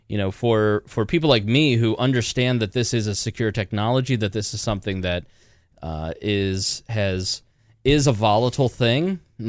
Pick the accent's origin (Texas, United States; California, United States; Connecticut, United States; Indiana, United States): Indiana, United States; We're from Indiana.